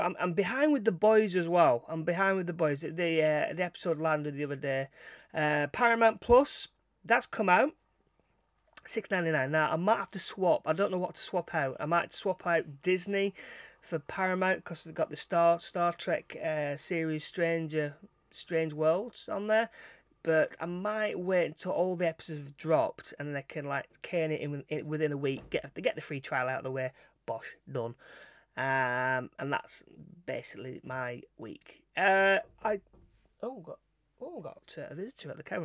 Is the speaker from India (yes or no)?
no; Todmorden, Yorkshire and the Humber, United Kingdom; my hometown of Tottenham, that's like the, uh, the capital, uh, U F O capital of, of England